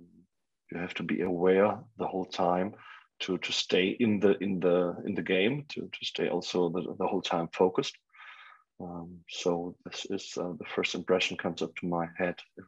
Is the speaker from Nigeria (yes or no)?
no; Germany; English is a second language; my hometown and my homeland, Germany